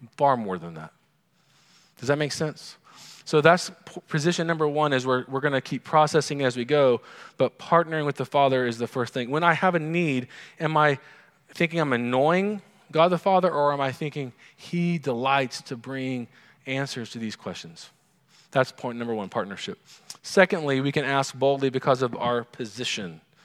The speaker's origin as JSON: {"language": "English", "region": "Oklahoma", "country": "United States", "tie": "born or raised there", "said": "growing up in Oklahoma, oil's a big deal"}